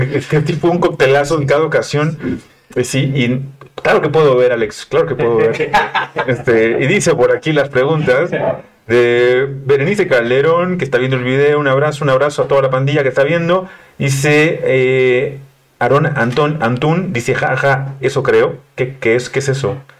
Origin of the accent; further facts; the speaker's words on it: Mexico City, Mexico; yo soy chilango